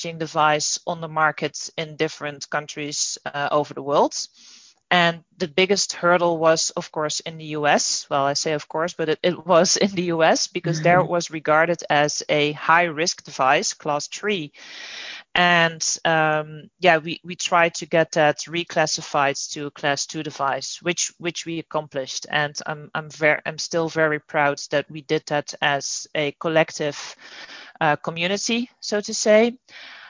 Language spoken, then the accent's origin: English; Netherlands; moved away as an adult; now in United States; I'm originally from the Netherlands, and I moved to the US about 2.5 years ago.